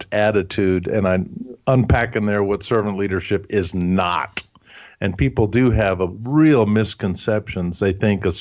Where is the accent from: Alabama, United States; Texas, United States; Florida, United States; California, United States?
Alabama, United States; Huntsville; first language German; English is a second language; I grew up in Huntsville, Alabama. And so we only spoke German at home